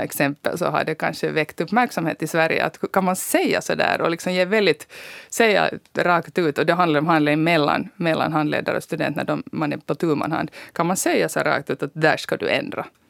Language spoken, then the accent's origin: Swedish; Finland; som finlandssvensk